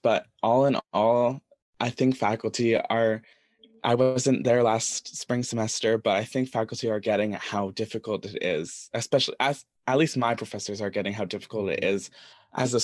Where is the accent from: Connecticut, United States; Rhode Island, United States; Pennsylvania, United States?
Connecticut, United States; Westport; I come from Westport, where there's a lot of people who are very similar to me.